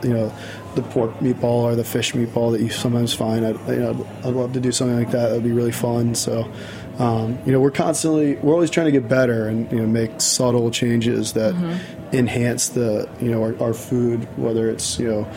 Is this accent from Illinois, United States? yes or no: no; Virginia, United States; I'm from Virginia. And I like, you know, I grew up going to the beach every now and then